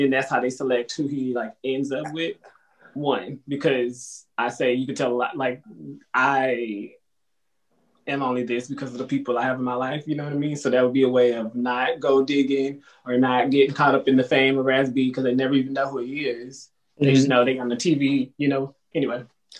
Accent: Texas, United States; I'm from Texas.

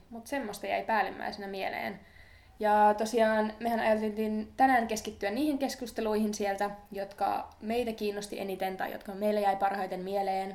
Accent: northern Finland, Finland; moved away; mistä mekin ollaan kotoisin pohjoisesta

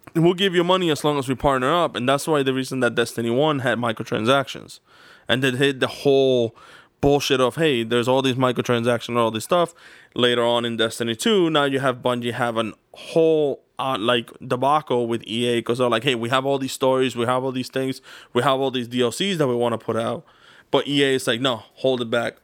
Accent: United States; I am an American

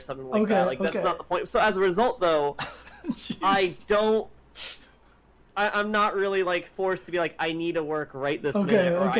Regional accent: California, United States; I'm a Californian, so I only really get to hear the perspective of people who live in California.

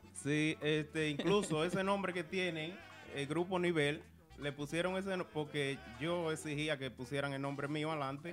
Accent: Santiago de los Caballeros, Santiago, Dominican Republic; Yo soy de Santiago.

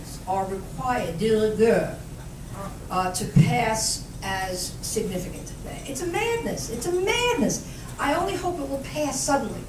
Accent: United States; As an American

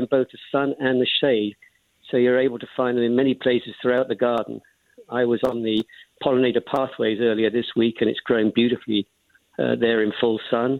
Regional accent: England, United Kingdom; moved away as an adult; also born or lived in Bermuda / North Texas; now in Fort Worth, United States; I'm originally from England

